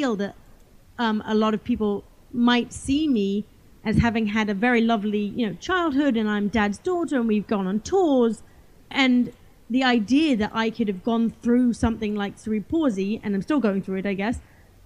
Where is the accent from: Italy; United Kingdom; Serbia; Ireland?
United Kingdom; England; I grew up in England and we had some land on our property